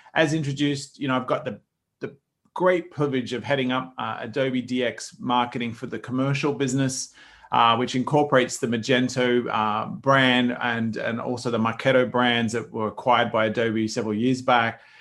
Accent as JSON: {"language": "English", "country": "Australia", "said": "as an Aussie"}